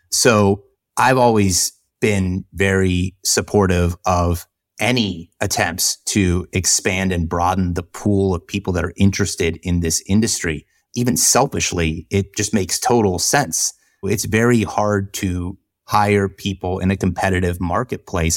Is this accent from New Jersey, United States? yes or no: no; Jacksonville, Florida, United States; moved away; I grew up in Jacksonville.